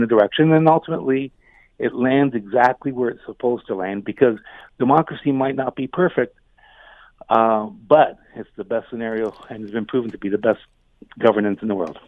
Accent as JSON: {"language": "English", "town": "Hamilton", "region": "Ontario", "country": "Canada", "tie": "born or raised there", "said": "having been born and raised in Hamilton"}